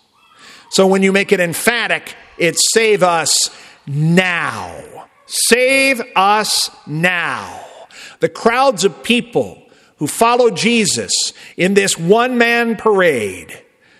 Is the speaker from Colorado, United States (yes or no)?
no; Southern Illinois, United States; moved away; I'm from Southern Illinois, We talk a little different back home